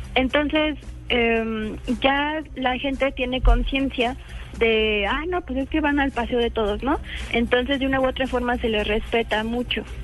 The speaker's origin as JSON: {"language": "Spanish", "region": "Mexico City", "country": "Mexico", "said": "yo soy de México, Distrito Federal"}